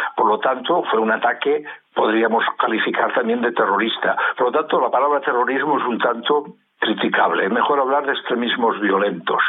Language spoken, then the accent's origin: Spanish; Spain; en mi país, en España